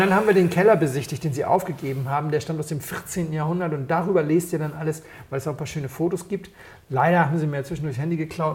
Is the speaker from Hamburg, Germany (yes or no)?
yes; Hamburg, Germany; Ich komme aus Hamburg